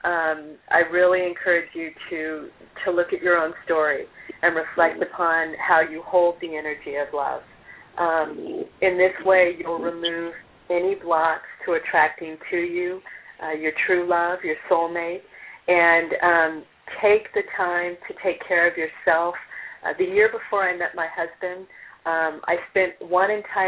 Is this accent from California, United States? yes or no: yes; California, United States; now in Rollinsford, United States; I'm a California girl myself